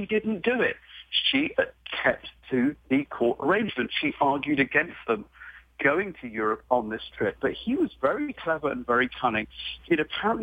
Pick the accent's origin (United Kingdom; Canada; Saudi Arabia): United Kingdom; I'm British, my wife's American.